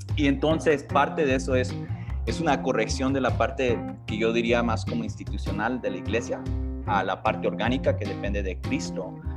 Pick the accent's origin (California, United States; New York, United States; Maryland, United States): California, United States; accent: pocho; also born or lived in Michoacán; now in Querétaro, Mexico; nací en el estado de Michoacán y crecí en, California, en los Estados Unidos, por eso el acento medio, medio pocho.